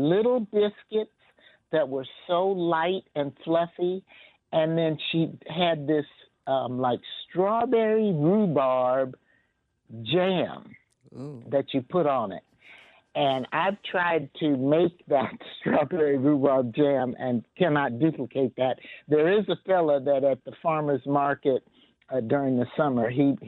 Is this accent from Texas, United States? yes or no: no; Los Angeles, California, United States; moved away as an adult; now in Kansas City, United States; I am really from California. I grew up in Los Angeles, California. So I came here in 1999 to have my first grandson.